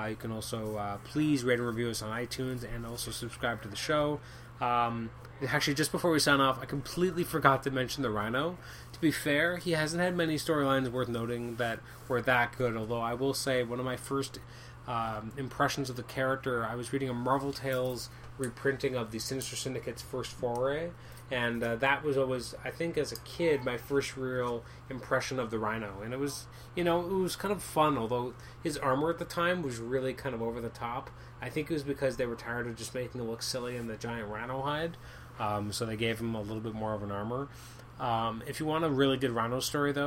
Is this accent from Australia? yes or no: no; Canada; I'm Canadian.